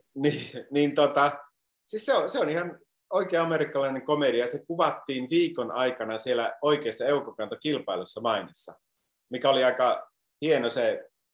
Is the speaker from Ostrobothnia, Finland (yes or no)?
no; Iisalmi, North Savo, Finland; moved away as an adult; also born or lived in Sonkajärvi; now in Los Angeles, United States; minä olen Iisalamista kotoisin